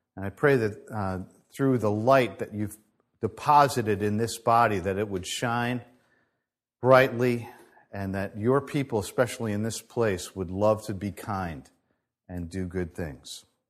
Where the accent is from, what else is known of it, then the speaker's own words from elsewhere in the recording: United States; as Americans